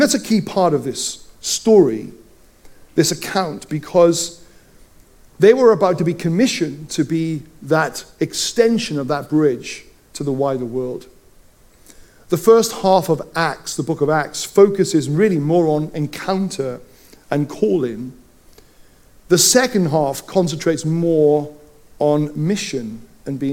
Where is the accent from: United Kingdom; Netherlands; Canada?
United Kingdom; Wales; growing up in Wales, I can roll my R's